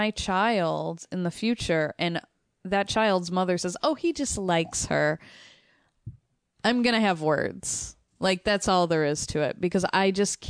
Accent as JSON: {"language": "English", "town": "Chicago", "region": "Illinois", "country": "United States", "tie": "born or raised there", "said": "that's the thing, growing up in Chicago, that's the word Polak, I didn't even know that was a slur for so many"}